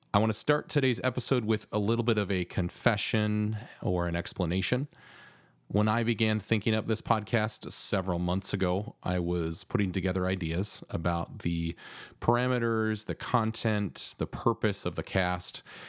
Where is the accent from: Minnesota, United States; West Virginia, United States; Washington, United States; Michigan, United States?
Michigan, United States; Grand Rapids; Grand Rapids, which happens to be my hometown and where I now live.